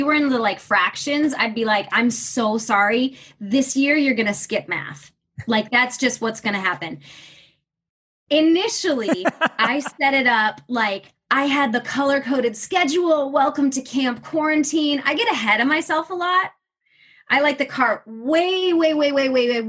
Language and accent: English; Michigan, United States; the area I grew up in was incredibly diverse, incredibly accepting